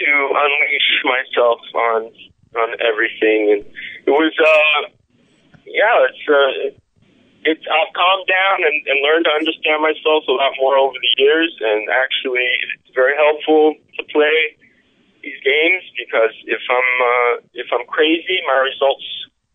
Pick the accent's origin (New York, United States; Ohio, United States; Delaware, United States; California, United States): New York, United States; New York City; I grew up in New York City